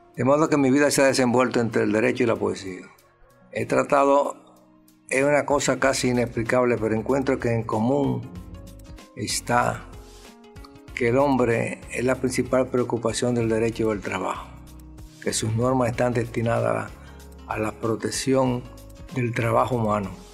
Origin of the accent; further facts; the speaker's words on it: San Carlos, Distrito Nacional, Dominican Republic; also born or lived in Azua; Yo me crié, en nací en San Carlos